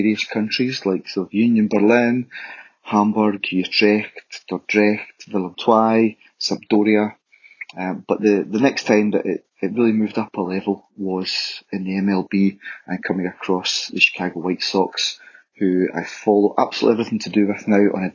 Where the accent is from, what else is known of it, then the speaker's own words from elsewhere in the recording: Scotland, United Kingdom; I was born and bred in Scotland